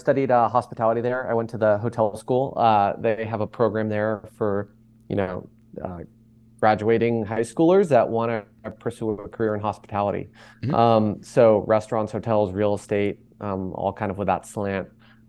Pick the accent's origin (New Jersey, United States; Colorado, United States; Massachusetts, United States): Massachusetts, United States; Boston; I grew up in Boston, Massachusetts, where Maiden was eventually founded. I grew up a close-knit family in downtown Boston